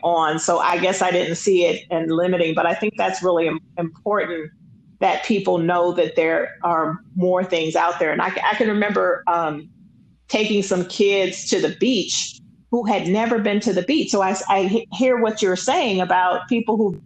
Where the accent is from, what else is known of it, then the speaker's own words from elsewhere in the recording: Los Angeles, California, United States; I grew up in South Central LA, and I didn't see it that it was the hood. I grew up off of Crenshaw and Slauson